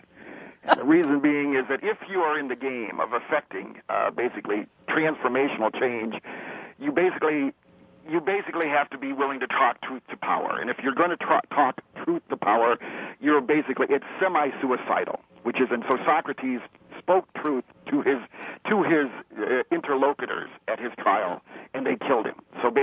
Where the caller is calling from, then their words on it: Ann Arbor, Michigan, United States; I'm calling from Ann Arbor, Michigan